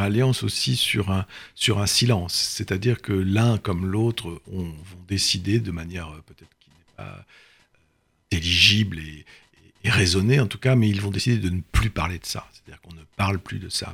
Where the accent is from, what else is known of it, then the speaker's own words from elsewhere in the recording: Brittany, France; Je suis breton, c'est une famille bretonne